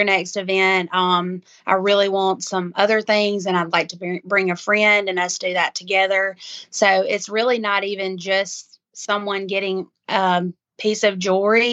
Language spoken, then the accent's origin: English; Macon, Mississippi, United States; I'm from Macon, Mississippi, which is kind of East Mississippi area